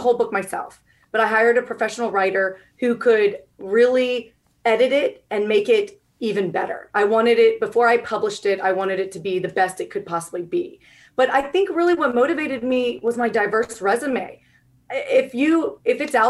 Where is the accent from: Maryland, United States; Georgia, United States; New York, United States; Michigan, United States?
Georgia, United States; moved away as an adult; also born or lived in Washington, District of Columbia, United States / Virginia; I was born and raised here in Georgia. So I'm a Georgia girl